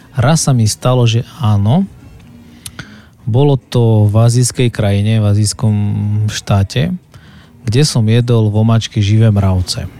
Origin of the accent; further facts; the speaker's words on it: Závadka nad Hronom, Banská Bystrica Region, Slovakia; moved away as an adult; also born or lived in Bratislava; now in Košice, Slovakia; Potom sme sa presťahovali vlastne na, na Horehron Závadka nad Hronom, to je taká dedinka, ktorú, ktorú milujem a žijú tam moji rodičia